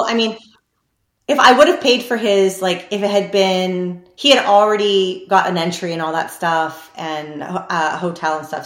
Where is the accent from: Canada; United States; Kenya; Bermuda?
Canada; I am Canadian